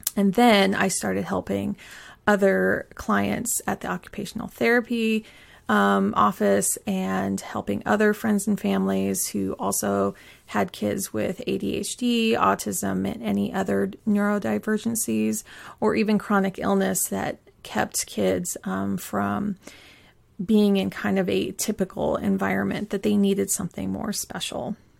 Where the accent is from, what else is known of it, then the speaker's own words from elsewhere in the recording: Pacific Northwest, United States; I grew up in the Pacific Northwest